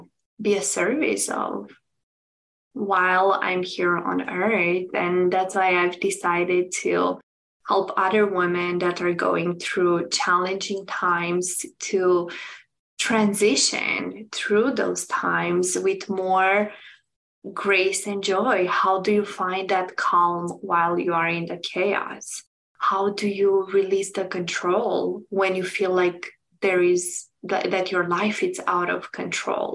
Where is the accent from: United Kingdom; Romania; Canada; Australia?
Romania; moved away as an adult; now in United States; I'm originally from Romania, and I moved almost 9 years ago to United States